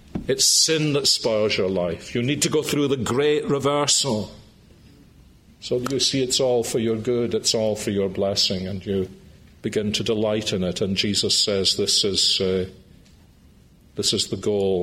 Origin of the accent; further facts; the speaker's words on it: Scotland, United Kingdom; I was brought up in Scotland, the early 1950s, in a house where the Ten Commandments were sacrosanct